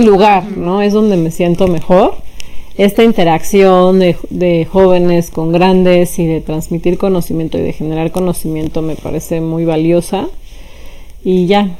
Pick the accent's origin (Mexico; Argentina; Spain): Mexico; Mexico City; yo nací en la Ciudad de México y crecí también ahí, en concreto en Álvaro Obregón